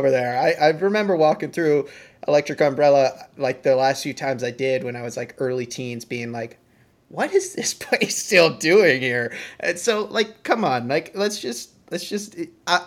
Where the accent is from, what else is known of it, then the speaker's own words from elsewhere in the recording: Massachusetts, United States; also born or lived in West Coast; I grew up in Massachusetts